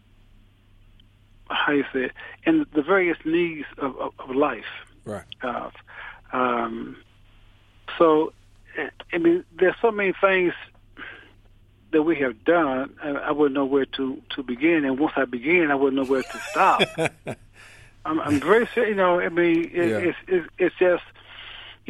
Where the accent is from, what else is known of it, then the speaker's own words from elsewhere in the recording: United States; I'm Muslim from America.